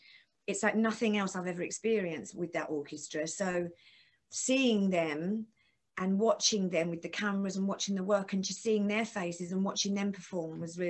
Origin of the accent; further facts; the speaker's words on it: London, United Kingdom; And that's going to be lovely doing it in my place, in my hometown with an orchestra.